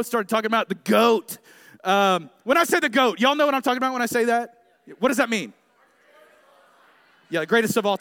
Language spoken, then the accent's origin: English; Tulsa, Oklahoma, United States; moved away as an adult; now in Dallas, United States; I grew up here in Tulsa.